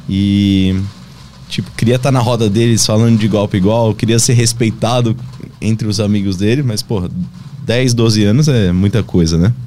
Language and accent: Portuguese; Brazil; moved away as an adult; eu poder voltar para o meu país, até mesmo para a região assim onde eu cresci